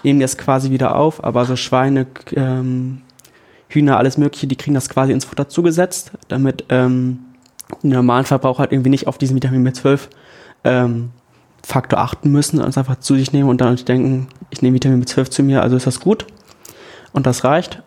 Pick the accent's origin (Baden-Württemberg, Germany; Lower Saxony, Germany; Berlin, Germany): Lower Saxony, Germany; Ganderkesee; moved away as an adult; also born or lived in Hannover; now in Oldenburg, Germany; Ich komme aus Ganakesee